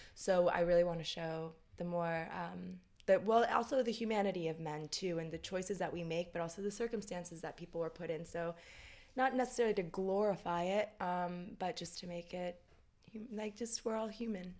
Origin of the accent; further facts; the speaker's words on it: Tampa, Florida, United States; also born or lived in New York; now in Los Angeles, United States; I grew up in Tampa, Florida